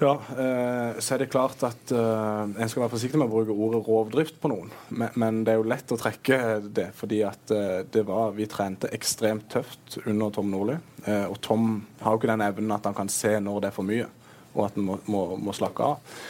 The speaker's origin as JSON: {"language": "Norwegian", "town": "Kristiansand", "region": "Agder", "country": "Norway", "also_born_or_lived": "Moss", "said": "som sørlendinger flest så det er jo ikke lenge man skal være vekke fra den byen her"}